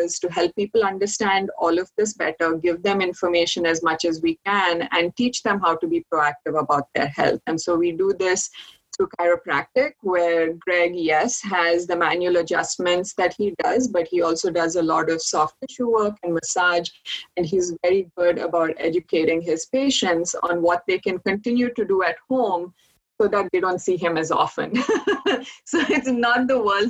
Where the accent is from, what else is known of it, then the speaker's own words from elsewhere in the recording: India; moved away as an adult; also born or lived in Orono, Maine / upstate New York; now in Vermont, United States; I grew up in India, and I moved to University of Maine in Orono to get my first Master of Science degree in biochemistry